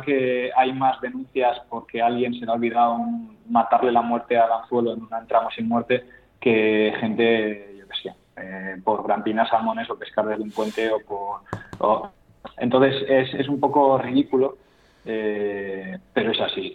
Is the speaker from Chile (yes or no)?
no; Cantabria, Spain; Yo soy de Cantabria